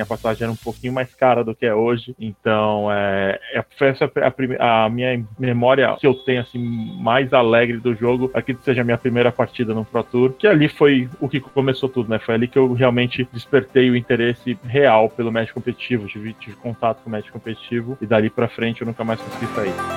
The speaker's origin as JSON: {"language": "Portuguese", "region": "São Paulo", "country": "Brazil", "tie": "born or raised there", "also_born_or_lived": "Rio de Janeiro", "said": "Eu nasci no Rio de Janeiro, mas fui criado em São Paulo. É, vim com dois anos para cá, para São Paulo."}